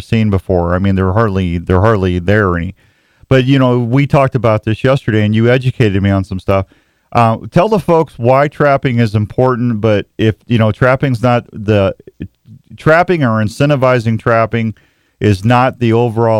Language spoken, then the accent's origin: English; Missouri, United States; moved away as an adult; now in Iowa, United States; I've been an Iowa resident for 20 years this year. So I know growing up in Missouri